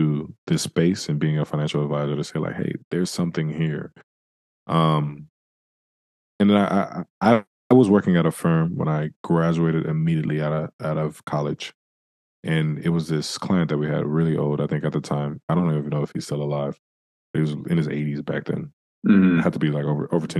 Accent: San Francisco, California, United States; I grew up in San Francisco

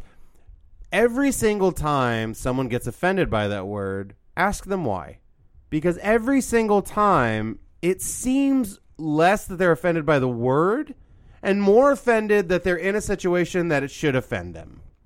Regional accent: Midwest, United States; I grew up in Midwest

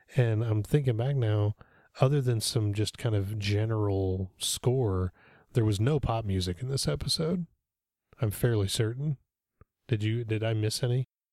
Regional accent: Olathe, Kansas, United States; We had that in Olathe, Kansas when I was a little kid

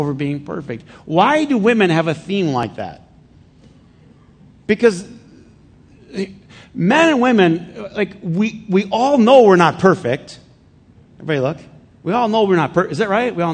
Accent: Flint, Michigan, United States; I grew up in Flint

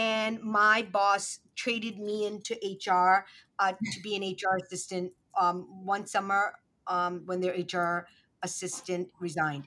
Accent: New York City, New York, United States; I am a kid from Brooklyn. My parents immigrated here to the U.S. from Pakistan in the 80s. And I'm the child of sunny, tree-lined Brooklyn and Midwood

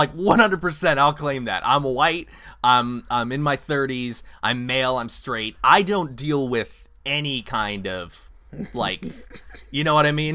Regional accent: California, United States; moved away; also born or lived in Kansas; I grew up in California, and there's a lot of different ethnicities out there

